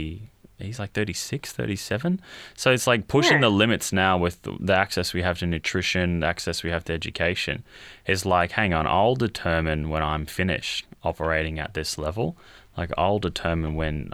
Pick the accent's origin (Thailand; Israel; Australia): Australia; I'm Australian.